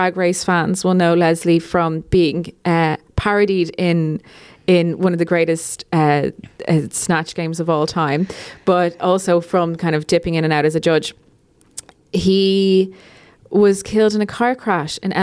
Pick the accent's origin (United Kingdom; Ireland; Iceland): Ireland; as an Irish person